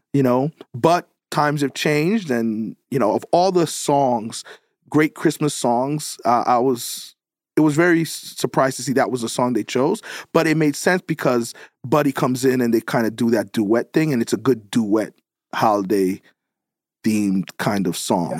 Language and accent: English; New York, United States; I'm, I'm from New York